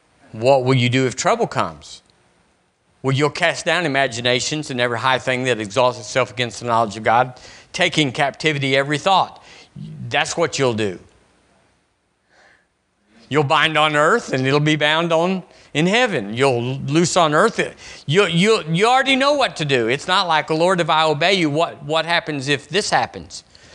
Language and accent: English; Tucson, Arizona, United States; When I was growing up in Arizona, in Tucson, we were there 5 years.